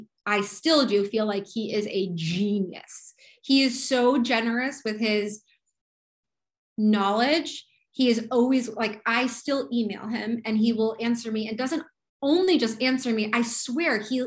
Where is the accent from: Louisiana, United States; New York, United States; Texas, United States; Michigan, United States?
New York, United States; I'm a New Yorker